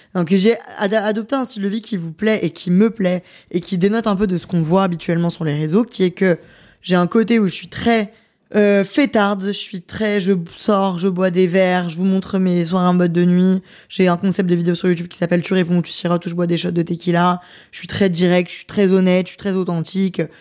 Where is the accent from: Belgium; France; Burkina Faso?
France; moi je suis française, donc euh, j'ai envie de représenter mon pays